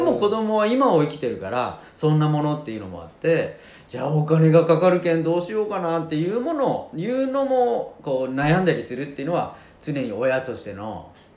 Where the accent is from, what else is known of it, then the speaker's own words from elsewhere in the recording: Japan; 僕は日本で生まれて日本のねあの国にいる